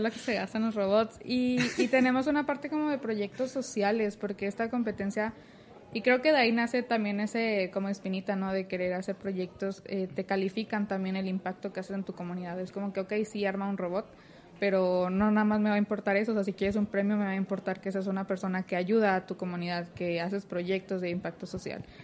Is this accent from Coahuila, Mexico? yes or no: yes; Torreón, Coahuila, Mexico; now in Monterrey, Mexico; soy de Torreón, Coahuila, no soy de aquí, soy foránea